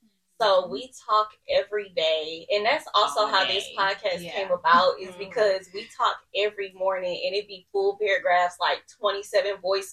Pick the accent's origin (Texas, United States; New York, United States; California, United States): Texas, United States; Missouri City; I am 27. I'm from Mo City, Missouri City, if you're not from Houston.